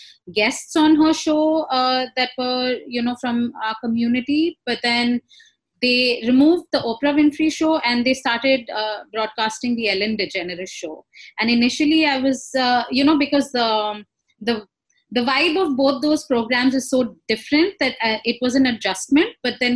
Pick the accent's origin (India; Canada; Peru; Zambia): India; now in Ghana; I am a queer brown woman. My preferred pronouns are she and her. And I'm originally from India, but I currently live and work in Ghana.